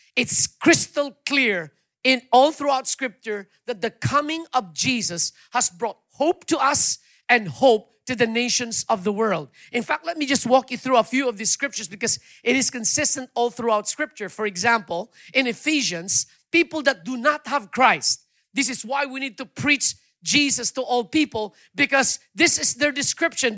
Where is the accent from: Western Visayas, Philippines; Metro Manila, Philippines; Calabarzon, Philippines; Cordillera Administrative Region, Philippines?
Western Visayas, Philippines; Iloilo City; moved away; I'm from Iloilo myself